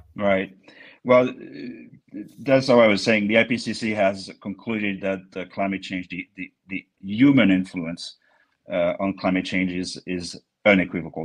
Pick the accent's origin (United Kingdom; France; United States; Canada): France; near Bordeaux, Nouvelle-Aquitaine; English is a second language; moved away; as you may hear from my accent, uh, I was born near Bordeaux, where we have the best wine in the world